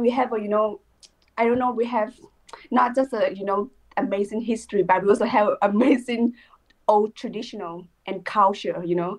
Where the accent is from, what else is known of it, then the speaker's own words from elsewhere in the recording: Thailand; I'm from Thailand.